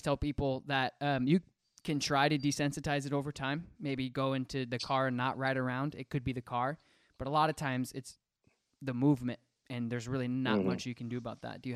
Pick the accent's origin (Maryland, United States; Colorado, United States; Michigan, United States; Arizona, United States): Colorado, United States; I was born in Colorado.